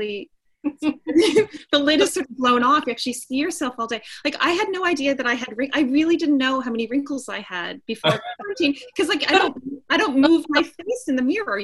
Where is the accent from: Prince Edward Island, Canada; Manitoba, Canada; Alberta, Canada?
Manitoba, Canada; Winnipeg; moved away as an adult; I come from Winnipeg, Manitoba, Canada